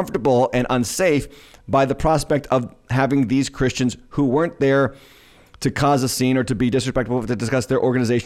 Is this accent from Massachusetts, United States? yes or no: yes; Massachusetts, United States; my home state, Dedham, Massachusetts library